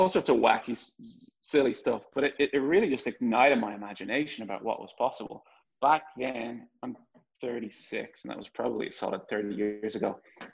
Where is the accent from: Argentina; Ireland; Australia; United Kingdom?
Ireland; Dublin, Leinster; moved away as an adult; also born or lived in San Francisco Bay Area; I was born in Dublin, Ireland.